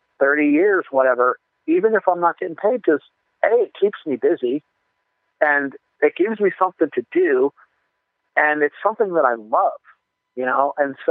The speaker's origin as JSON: {"language": "English", "region": "Colorado", "country": "United States", "tie": "born or raised there", "also_born_or_lived": "New Jersey / Fort Collins", "said": "I was 4 when we moved to Colorado from New Jersey"}